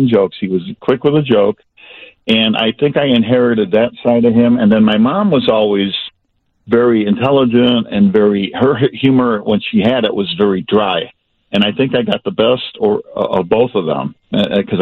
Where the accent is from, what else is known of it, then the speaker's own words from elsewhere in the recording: Chicago, Illinois, United States; moved away as an adult; also born or lived in Westchester, Illinois; I was a lifelong Chicagoan. I was born and raised on the south side of Chicago.